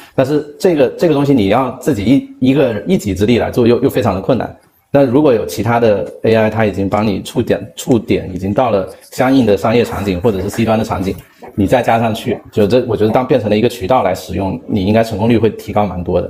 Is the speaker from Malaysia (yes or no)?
no; China; 作为中国人